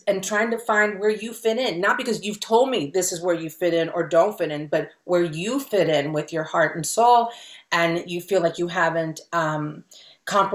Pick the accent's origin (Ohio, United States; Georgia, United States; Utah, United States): Ohio, United States; Cincinnati; first language Spanish; English is a second language; moved away as an adult; now in Los Angeles, United States; I was growing up in Ohio